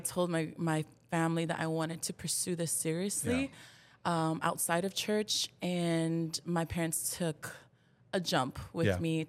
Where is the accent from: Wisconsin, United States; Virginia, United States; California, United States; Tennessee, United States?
California, United States; Santa Ana; I grew up in Santa Ana, California, Orange County.